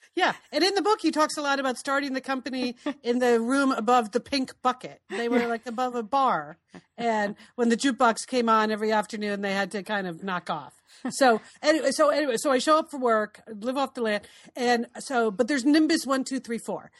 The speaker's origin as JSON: {"language": "English", "region": "East Coast", "country": "United States", "tie": "born or raised there", "also_born_or_lived": "Portland, Oregon", "moved": "as an adult", "said": "we grew up on the East Coast, and when I moved west, moved to Portland to come work for you at Nike"}